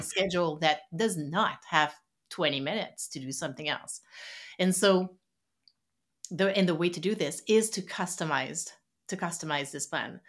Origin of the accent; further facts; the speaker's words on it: Quebec City, Quebec, Canada; first language French; English is a second language; moved away as an adult; also born or lived in West Coast of Canada; originally, I'm, uh, from Quebec City on the East Coast in Canada